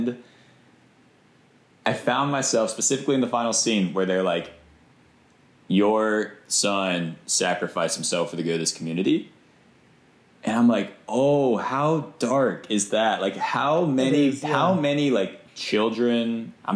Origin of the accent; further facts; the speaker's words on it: Virginia, United States; I'm from Virginia, which is like the bordering state, I guess, to Pennsylvania